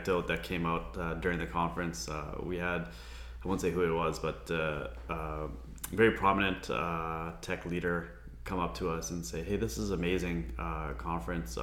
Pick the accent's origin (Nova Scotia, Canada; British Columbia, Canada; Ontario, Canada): British Columbia, Canada; Vancouver; I was born here, born and raised in Vancouver, very proud to be a Vancouverite